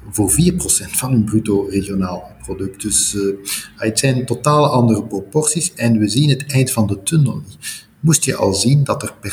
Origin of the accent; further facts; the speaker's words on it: Flanders, Belgium; Je mag als Vlaming al blij zijn dat men u kan verstaan in een ziekenhuis.